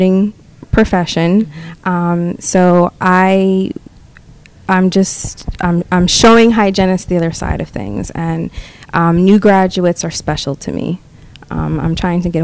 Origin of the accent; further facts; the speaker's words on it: Boston, Massachusetts, United States; I graduated from a vocational school in Wakefield, Massachusetts. I'm from the Boston area.